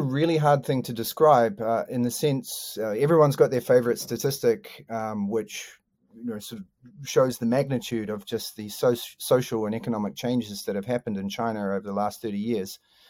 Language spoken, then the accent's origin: English; New Zealand; also born or lived in Balclutha, Otago, New Zealand / Blenheim, Marlborough, New Zealand / Taiwan; I grew up in Balclutha and Blenheim. Went to university. After university, I worked at Parliament Library for a while. And then, like many New Zealanders, I got a little bit bored.